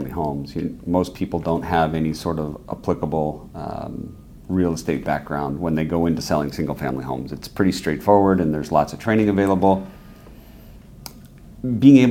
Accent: San Jose, California, United States; I'm from San Jose, grew up there, and live there today still

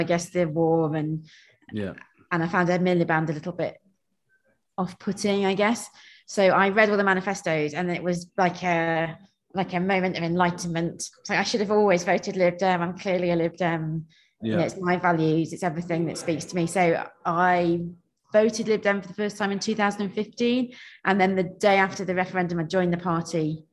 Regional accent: South Nottinghamshire, East Midlands, United Kingdom; also born or lived in Stone, Staffordshire / London; now in Shropshire, United Kingdom; I grew up near Nottingham in a quite similar sort of area to this, really, sort of farming South Nottinghamshire

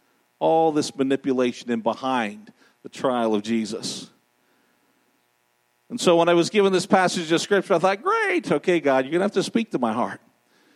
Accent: Ottawa, Ontario, Canada; also born or lived in Thailand; now in Montreal, Canada; I grew up in Ottawa

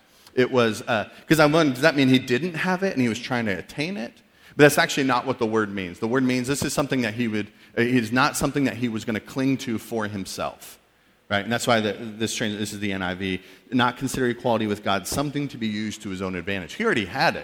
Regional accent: New England, United States; also born or lived in Missouri; I'm from New England, went to college in Missouri

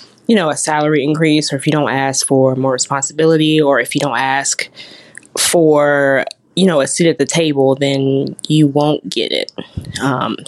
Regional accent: Washington, District of Columbia, United States; moved away as an adult; now in Birmingham, United States; I was born and raised in Washington, D.C.

